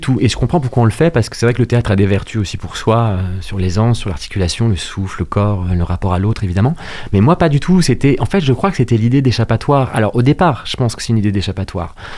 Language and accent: French; Rouen, Normandy, France; Je suis né à Rouen, en Seine-Maritime